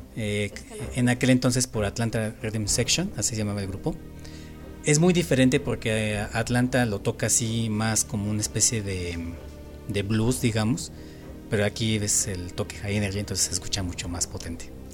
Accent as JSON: {"language": "Spanish", "country": "Mexico", "said": "como mexicanos"}